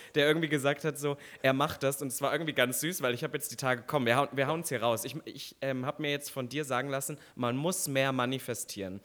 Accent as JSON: {"language": "German", "region": "East Germany", "country": "Germany", "tie": "born or raised there", "moved": "yes", "lives_now": "Berlin, Germany", "said": "als ich aufgewachsen bin im Osten"}